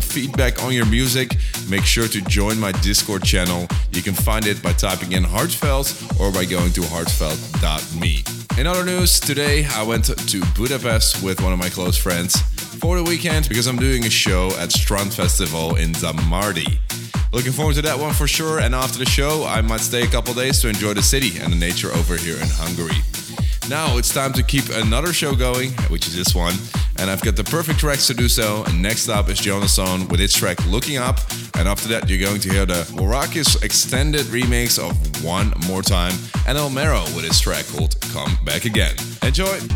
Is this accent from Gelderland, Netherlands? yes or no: no; Amsterdam, North Holland, Netherlands; I was in my hometown of Amsterdam